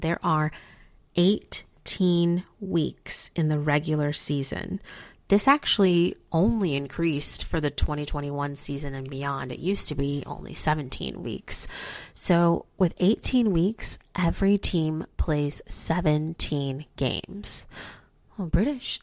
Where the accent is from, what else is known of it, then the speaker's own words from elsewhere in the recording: Chicago, Illinois, United States; now in Cincinnati, United States; I'm from Chicago.